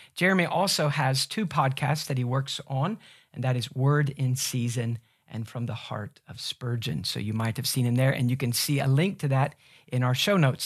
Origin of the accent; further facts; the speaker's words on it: United States; us Americans